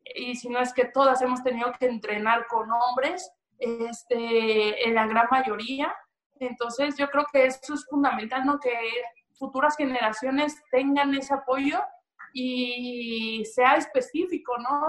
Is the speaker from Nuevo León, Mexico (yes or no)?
no; Veracruz, Mexico; yo soy 100% jarocha, de, de, de Veracruz